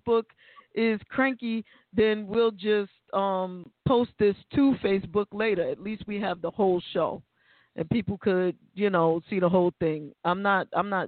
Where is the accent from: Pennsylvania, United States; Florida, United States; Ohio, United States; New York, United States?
New York, United States; New York City; we're from the Bronx